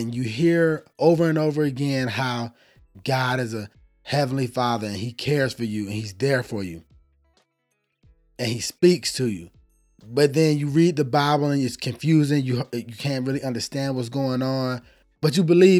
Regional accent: Atlanta, Georgia, United States; I'm from Atlanta, Georgia.

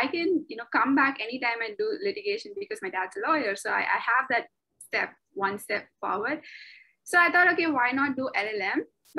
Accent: Chennai, Tamil Nadu, India; moved away as an adult; also born or lived in Singapore; now in Bangkok, Thailand; I am from Chennai. I was born in Chennai. I grew up in Chennai. I lived in Chennai for 23 years of my life until I moved out to Singapore.

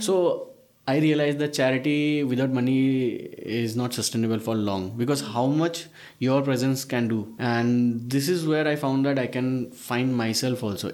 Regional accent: Northeast India, India; i am a bengali Prashant is a South Indian. Uh, Shreyas is a Maharashtrian. Chandan is also from Calcutta. I'm from Northeast though.

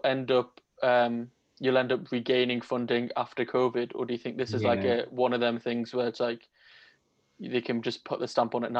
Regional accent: Newcastle upon Tyne, North East England, United Kingdom; I'm from Newcastle.

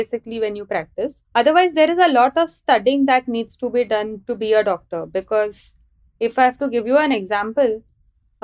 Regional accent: Mumbai, Maharashtra, India; moved away as an adult; also born or lived in Karnataka / Pune / Ahmednagar / Bangalore; I've been born and brought up in Bombay

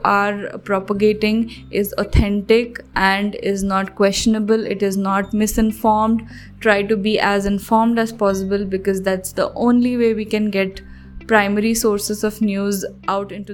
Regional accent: Hyderabad, Telangana, India; I am from Hyderabad

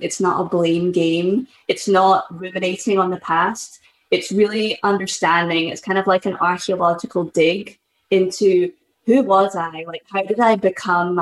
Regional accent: Scotland, United Kingdom; moved away as an adult; now in Boston, United States; I'm originally from Scotland, but I've lived in Boston for the best part of the last decade. And I moved to the US when I was 20

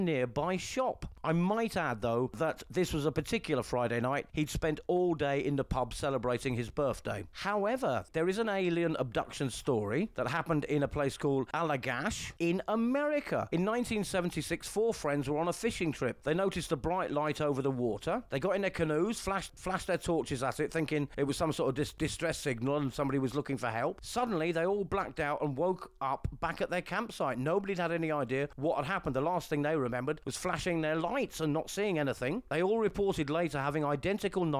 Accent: England, United Kingdom; now in Spain; from England and a European citizen in Spain

